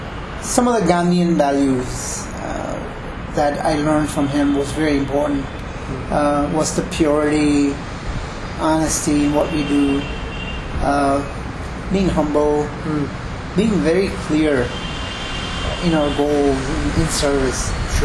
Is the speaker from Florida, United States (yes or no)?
no; Chicago, Illinois, United States